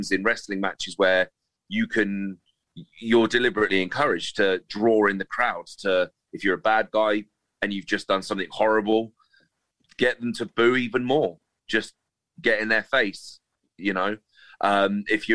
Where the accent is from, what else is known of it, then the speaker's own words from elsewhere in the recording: Reading, South East England, United Kingdom; in my hometown